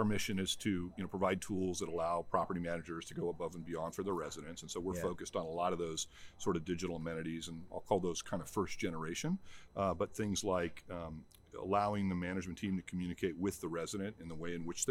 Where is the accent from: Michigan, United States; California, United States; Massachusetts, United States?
California, United States; Orange County; moved away; I grew up in Orange County